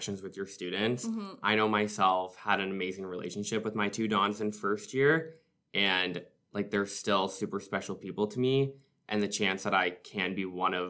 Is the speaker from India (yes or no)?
no; Orillia, Ontario, Canada; now in North Bay, Canada; I'm from Orillia, so not too far from North Bay.